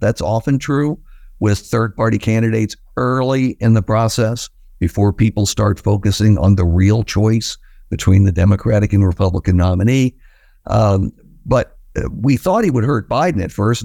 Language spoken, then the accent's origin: English; West Virginia, United States; I, of course, I grew up in West Virginia